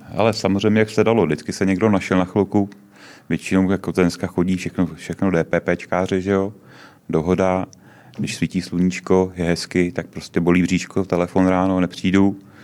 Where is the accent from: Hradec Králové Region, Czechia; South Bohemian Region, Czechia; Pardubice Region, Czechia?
Hradec Králové Region, Czechia; Jaroměř; moved away; also born or lived in Prague; původem ne, původem jsem z Jaroměře, ale v no. Praze, v Praze jsem žil od nějakého 76. 7. roku